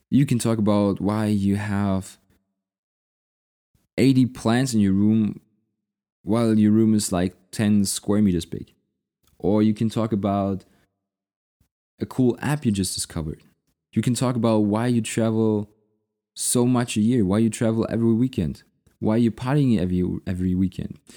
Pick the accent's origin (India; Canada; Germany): Germany; Munich, Bavaria; You know, if I'm going to city, which is my hometown, I want to eat the local food, especially in Munich in Bavaria.